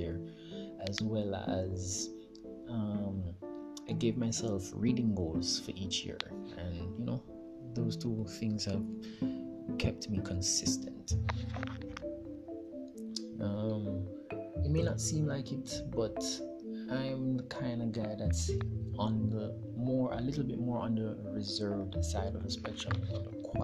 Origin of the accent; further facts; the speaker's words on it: Jamaica; I'm from Jamaica